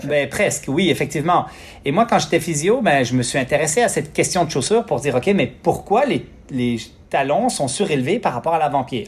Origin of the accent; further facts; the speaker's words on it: Quebec, Canada; j'ai grandi au Lac-Saint-Jean sur une ferme